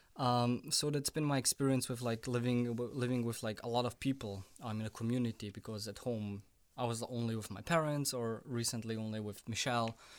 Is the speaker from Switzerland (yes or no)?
no; Bosnia & Herzegovina; now in Vienna, Austria; I live in Vienna, but, um, I was born in Bosnia